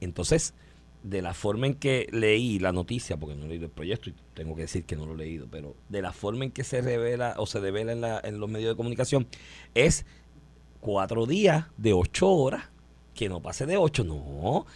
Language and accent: Spanish; Comerío, Puerto Rico; moved away; es mi pueblo